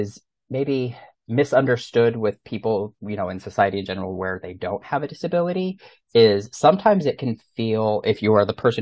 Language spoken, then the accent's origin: English; New Mexico, United States; moved away; I'm originally from New Mexico